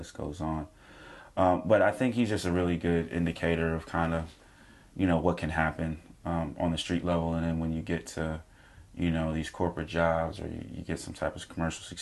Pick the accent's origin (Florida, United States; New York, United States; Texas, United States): New York, United States; New York City; I'm from Brooklyn, New York